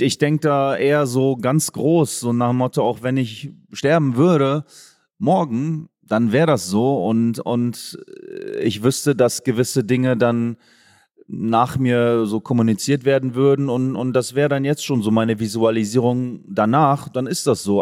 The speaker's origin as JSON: {"language": "German", "town": "Oldenburg", "region": "Lower Saxony", "country": "Germany", "tie": "born or raised there", "moved": "yes", "lives_now": "Bavaria, Germany", "said": "weil ich gebürtiger Oldenburger bin"}